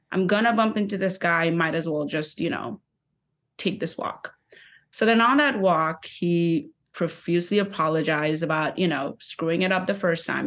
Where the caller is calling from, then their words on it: New York City, New York, United States; I'm calling from Brooklyn, New York